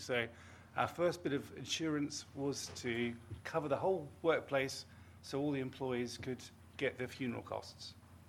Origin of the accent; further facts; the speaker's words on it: New Zealand; You probably don't hear it, my accent, I'm a Kiwi, and I did have a Pru policy when I was about five